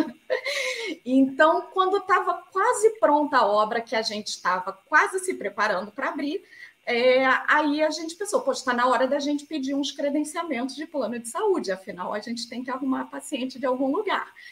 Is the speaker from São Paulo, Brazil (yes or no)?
no; Rio de Janeiro, Brazil; eu sou do Rio de Janeiro